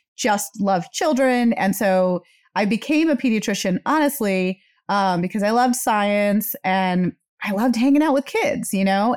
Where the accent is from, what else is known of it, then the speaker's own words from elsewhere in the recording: India; moved away; I am an Indian immigrant